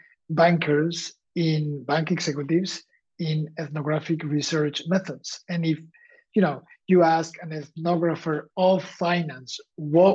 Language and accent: English; Valencian Community, Spain; moved away; also born or lived in Xàbia; I am from Spain, and I am from the east, from the region called Valencia